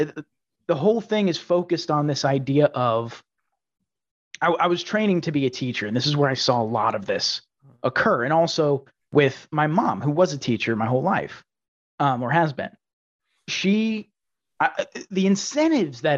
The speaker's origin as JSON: {"language": "English", "region": "Texas", "country": "United States", "tie": "born or raised there", "said": "I grew up in Texas"}